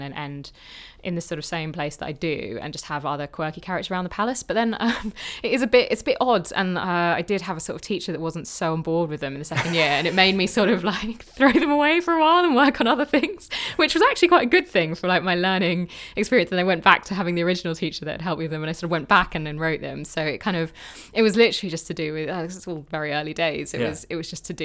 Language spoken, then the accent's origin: English; London, United Kingdom; moved away as an adult; also born or lived in Bath; I grew up in London. I was always just in London